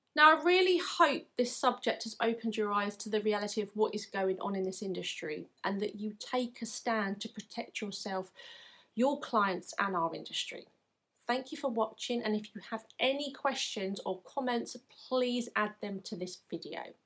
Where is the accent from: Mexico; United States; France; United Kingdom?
United Kingdom; England; from my accent you may be able to tell that I'm from England